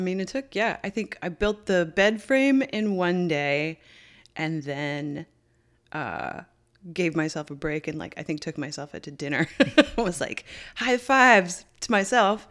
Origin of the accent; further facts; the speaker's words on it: Newfoundland and Labrador, Canada; we've known each other since we were eleven growing up in Newfoundland.